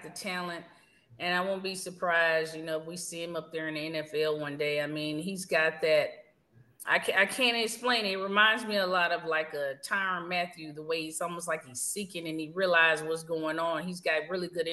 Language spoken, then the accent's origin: English; Texas, United States; I'm from Texas.